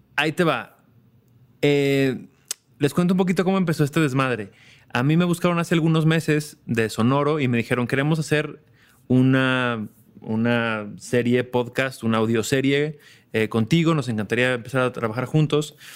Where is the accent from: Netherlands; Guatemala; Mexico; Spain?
Mexico